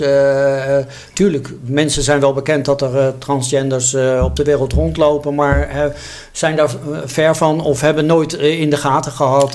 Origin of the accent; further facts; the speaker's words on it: Netherlands; als Nederlanders, als mensen in één land